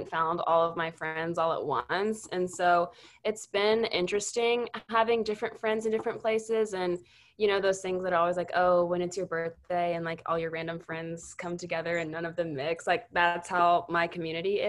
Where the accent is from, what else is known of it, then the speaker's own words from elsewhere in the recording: Houston, Texas, United States; I'm from Houston